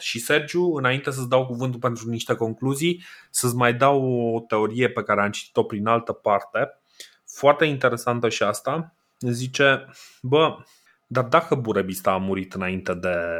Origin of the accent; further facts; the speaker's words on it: Romania; noi suntem români